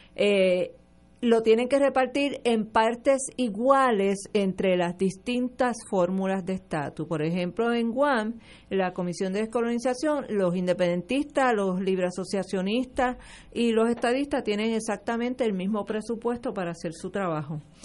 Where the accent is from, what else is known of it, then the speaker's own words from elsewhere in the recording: Puerto Rico; tenemos una nación puertorriqueña